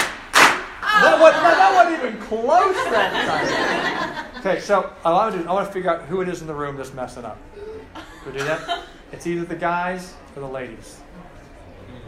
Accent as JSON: {"language": "English", "town": "Cincinnati", "region": "Ohio", "country": "United States", "tie": "born or raised there", "moved": "yes", "lives_now": "Charlottesville, United States", "said": "I grew up in Cincinnati"}